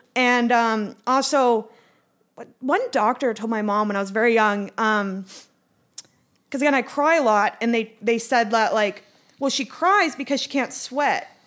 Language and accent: English; Calgary, Alberta, Canada; I'm from Calgary